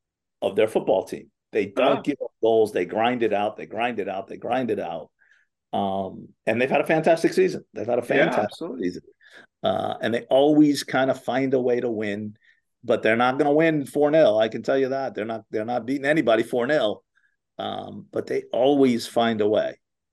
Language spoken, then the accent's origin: English; New Jersey, United States; I'm from New Jersey.